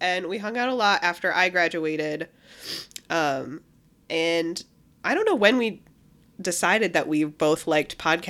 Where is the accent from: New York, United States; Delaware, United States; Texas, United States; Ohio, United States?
Ohio, United States; Sandusky; I'm originally from Sandusky, Ohio.